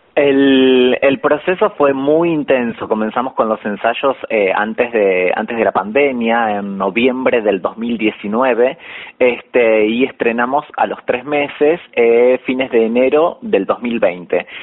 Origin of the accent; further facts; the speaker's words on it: Pergamino, Buenos Aires Province, Argentina; now in Buenos Aires, Argentina; yo soy de Pergamino